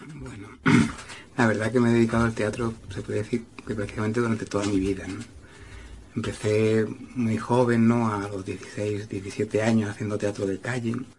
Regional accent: Jerez de la Frontera, Andalusia, Spain; moved away; also born or lived in Barcelona; de mi pueblo, de Jerez de la Frontera, donde yo he nacido

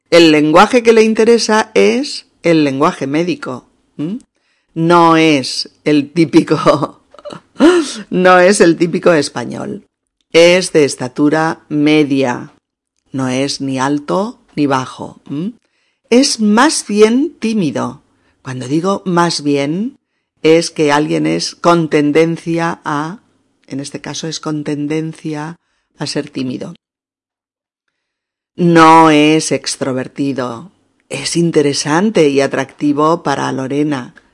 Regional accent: Barcelona, Catalonia, Spain; Yo soy española soy de Barcelona, concretamente, y estoy muy contenta de poder charlar contigo

